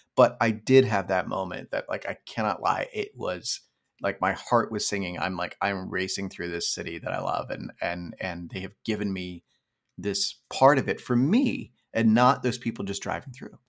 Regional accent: Pennsylvania, United States; also born or lived in California; now in New York, United States; I grew up in suburban rural Pennsylvania

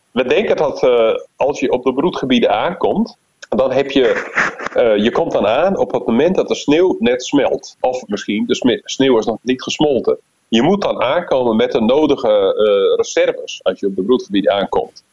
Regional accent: Netherlands; als Nederlander

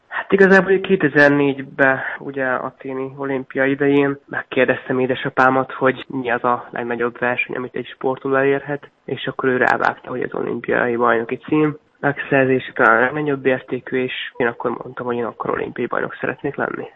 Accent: Miskolc, Borsod-Abaúj-Zemplén, Hungary; Miskolcon ugye, én Miskolci születésű vagyok, és a Csorbatavon, Miskolci Csorbatavon edzettünk.

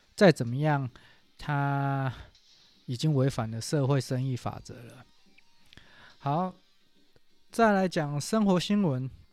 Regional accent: Taiwan; 如果用我们台湾话讲

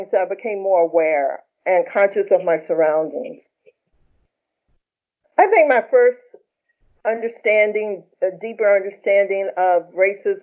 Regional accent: Roanoke, Virginia, United States; moved away; also born or lived in New York; I'm from Roanoke, Virginia, and my family's from there as well. Eventually, I moved to New York.

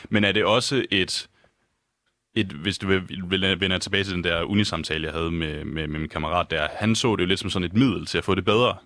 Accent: Lemvig, Central Denmark Region, Denmark; now in Copenhagen, Denmark; jeg kommer selv fra Lemvi, som jo øh, midt- og øh, Vestjylland

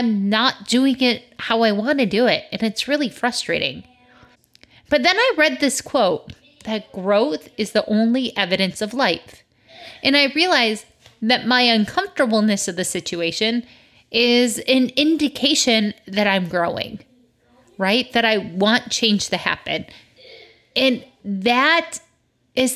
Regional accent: Michigan, United States; moved away; the trees I grew up with in Michigan.

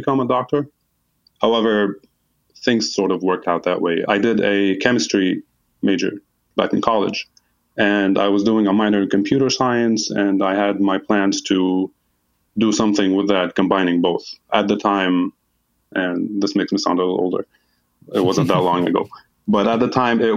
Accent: Hasbaya, Nabatieh Governorate, Lebanon; moved away as an adult; I grew up in a small town called Hasbaya. Shout out to anybody from there who's listening. It's in the southeast area of Lebanon

